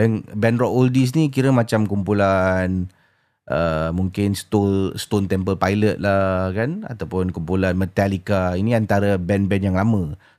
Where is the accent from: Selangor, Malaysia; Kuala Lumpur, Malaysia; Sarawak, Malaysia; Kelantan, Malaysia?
Kuala Lumpur, Malaysia; also born or lived in Johor; saya berasal dari Kuala Lumpur dan tapi pernah bersekolah di Johor suatu masa dahulu.